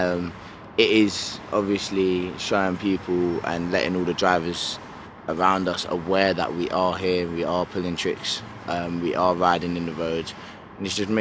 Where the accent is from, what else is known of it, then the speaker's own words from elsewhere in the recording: London, United Kingdom; growing up in London